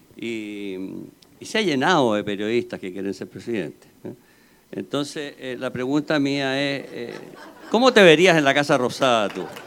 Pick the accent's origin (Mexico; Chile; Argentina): Chile; Soy, soy chileno